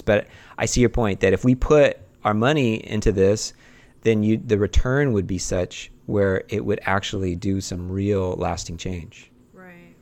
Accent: California, United States; we're from California

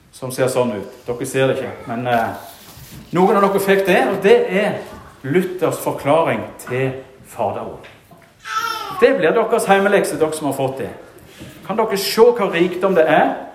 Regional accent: Rogaland, Norway; moved away; i Bjerkreim, hjemme i Rogaland, der jeg kommer fra

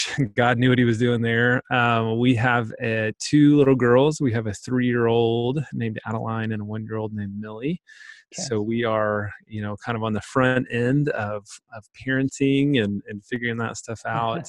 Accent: Pauls Valley, Oklahoma, United States; I grew up in Paul's Valley, Oklahoma

